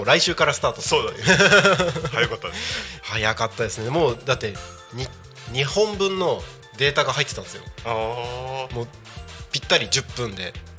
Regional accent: Takko, Aomori, Japan; 僕の地元でもある青森県田子町

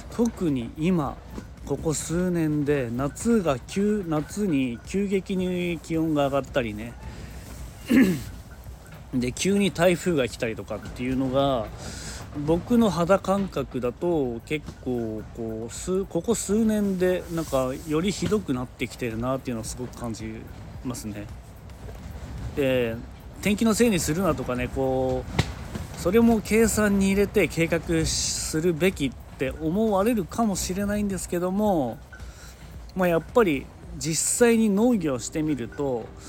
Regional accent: Niigata, Japan; 僕の地元でも、まあ、新潟県内でも

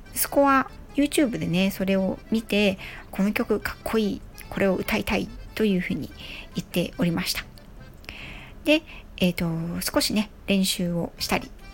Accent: Yokohama, Kanagawa, Japan; 横浜市民なので

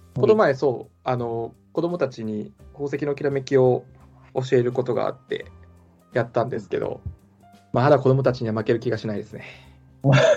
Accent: Fukuoka, Japan; accent: Hakata dialect; moved away as an adult; 僕、福岡、もうずっと福岡だったのもありますし、奥さんも福岡なので、あの、博多弁が出ます

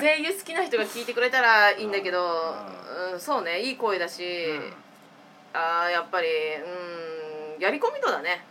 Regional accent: Mitsukyo, Kanagawa, Japan; 横浜駅を相鉄線で出て、うちの実家の三つ子に着くぐらいが十五分ぐらい

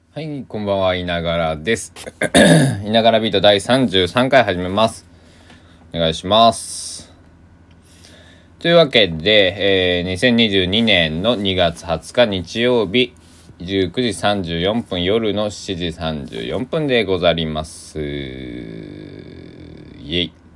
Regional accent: Kochi, Japan; accent: Sanuki dialect; also born or lived in Kagawa; now in Takamatsu, Japan; 高知県で生まれてる

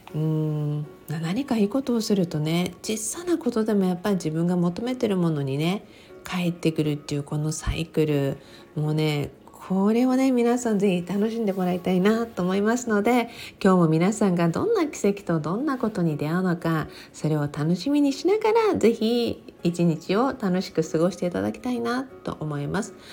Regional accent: Okinawa, Japan; moved away as an adult; now in California, United States; ずーっと沖縄生まれ沖縄育ちだったので

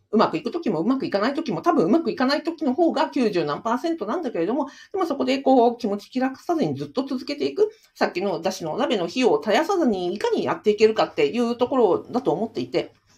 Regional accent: Sapporo, Hokkaido, Japan; 私札幌ですからね

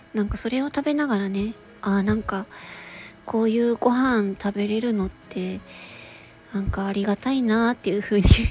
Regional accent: Japan; 日本に生まれて

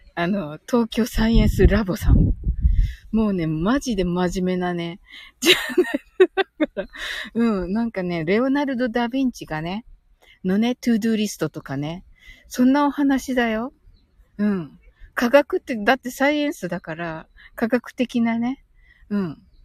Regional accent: Kyushu, Japan; 私九州人

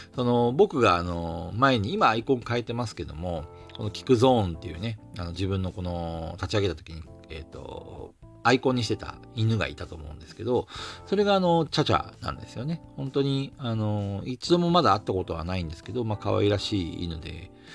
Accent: Hokkaido, Japan; これ方言なのかな、北海道の

